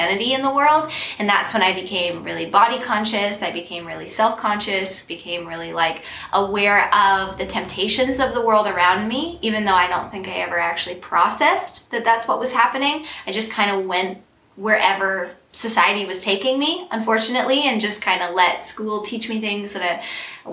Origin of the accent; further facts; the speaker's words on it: Peterborough, Ontario, Canada; I am from Peterborough, Ontario